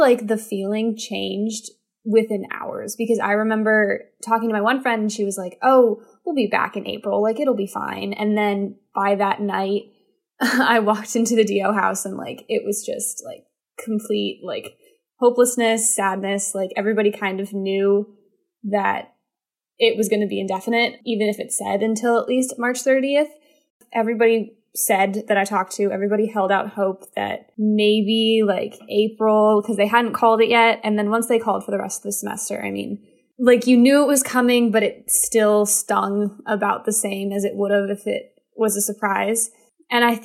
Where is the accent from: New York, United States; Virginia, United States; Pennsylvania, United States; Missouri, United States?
Virginia, United States; Falls Church; moved away as an adult; I am in Falls Church, Virginia, in my childhood home